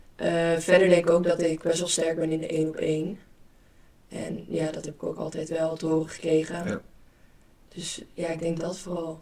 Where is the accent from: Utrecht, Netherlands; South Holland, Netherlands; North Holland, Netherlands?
North Holland, Netherlands; Amsterdam area; also born or lived in Belgium; in de regio waar ik vandaan kom, Amsterdam en omstreken, dan zijn we nogal direct